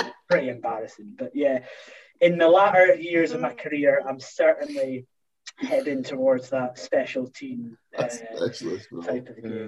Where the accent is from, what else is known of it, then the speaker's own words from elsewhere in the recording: Scotland, United Kingdom; As a Scottish international DraftKings player, I do like the more complicated versions of fantasy football.